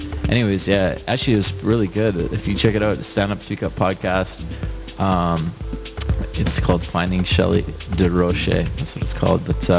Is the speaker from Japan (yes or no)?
no; Kenora, Ontario, Canada; also born or lived in Toronto; I'm from a town and I'm from Kenora. Do you know where that is?